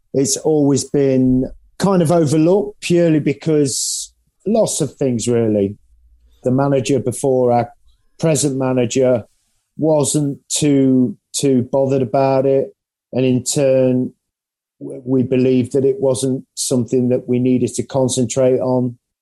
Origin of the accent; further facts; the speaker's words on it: England, United Kingdom; now in Nottingham, United Kingdom; being English.